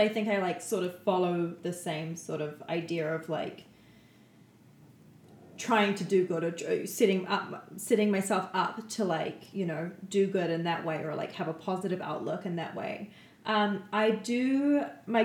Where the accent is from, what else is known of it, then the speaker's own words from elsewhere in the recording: Canada; we're from Canada